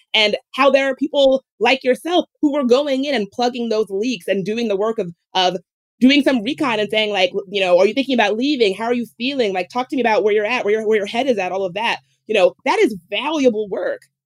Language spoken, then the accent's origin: English; the South, United States; I grew up in the South